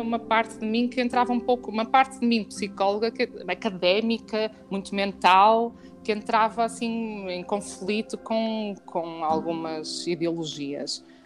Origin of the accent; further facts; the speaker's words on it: Porto, Norte, Portugal; nós somos do Porto